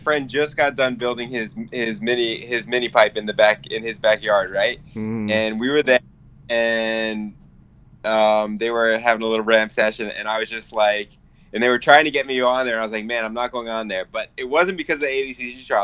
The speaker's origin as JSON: {"language": "English", "area": "Long Island", "region": "New York", "country": "United States", "tie": "born or raised there", "said": "I'm going to be opening a school out in my hometown in Long Island"}